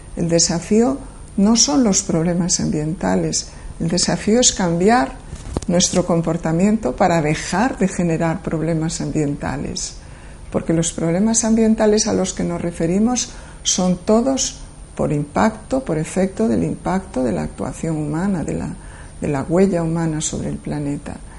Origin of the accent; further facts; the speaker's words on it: Galicia, Spain; also born or lived in near Madrid; now in Madrid, Spain; nací en Galicia